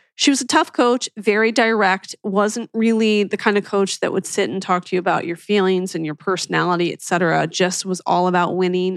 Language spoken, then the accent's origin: English; Philadelphia, Pennsylvania, United States; when I was growing up in Philly